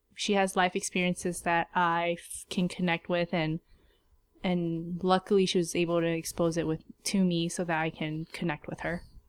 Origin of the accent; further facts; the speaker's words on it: United States; we were raised in America